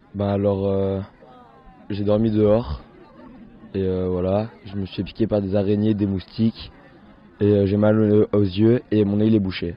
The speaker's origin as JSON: {"language": "French", "area": "Picardy", "region": "Hauts-de-France", "country": "France", "said": "je viens de Picardie"}